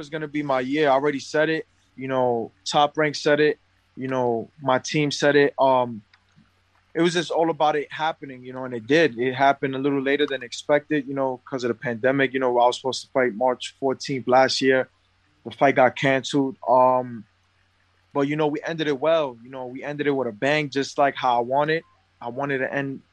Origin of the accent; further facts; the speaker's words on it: New York, United States; I come from New York, I come from poverty